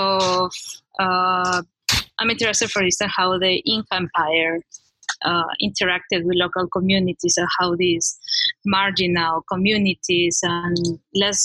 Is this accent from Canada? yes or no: no; Peru; English is a second language; also born or lived in United States; I come from Peru and I went to the States to study my postgrad, my master's and PhD.